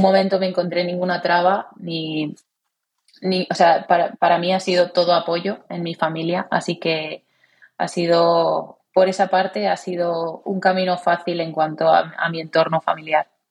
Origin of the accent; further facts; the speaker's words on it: Cornellà de Llobregat, Catalonia, Spain; moved away; also born or lived in Valencia; era en el Cornellá, allí en, donde, mi ciudad natal